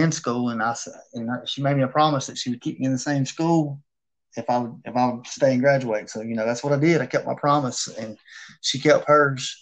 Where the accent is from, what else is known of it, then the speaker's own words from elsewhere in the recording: Taylorsville, Georgia, United States; I grew up in Taylorsville, Georgia for the most part of my life